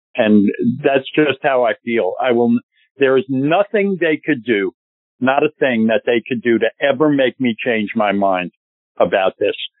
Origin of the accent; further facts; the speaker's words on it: New York, United States; I'm a New Yorker